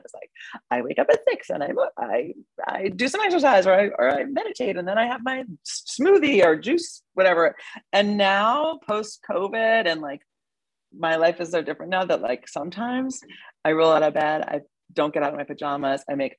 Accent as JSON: {"language": "English", "region": "New York", "country": "United States", "said": "being a New Yorker and being single and going out all the time and going out to parties and drinking and eating, it took me a while to sort of figure out where physicality lived in my life as I grew up."}